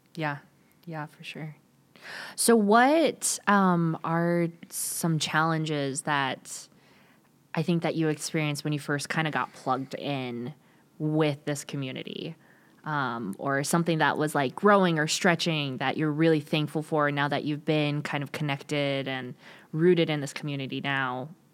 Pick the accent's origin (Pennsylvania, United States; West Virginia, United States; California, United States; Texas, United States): California, United States; moved away; originally from California, so, you know, I got all the vocal fry